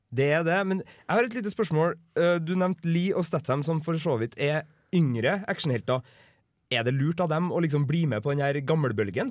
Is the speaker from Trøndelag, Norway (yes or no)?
yes; Klæbu, Trøndelag, Norway; jeg kommer jo fra Klæbu